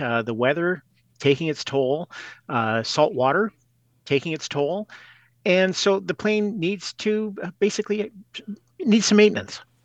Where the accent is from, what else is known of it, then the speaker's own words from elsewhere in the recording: Edmonton, Alberta, Canada; I grew up in Edmonton.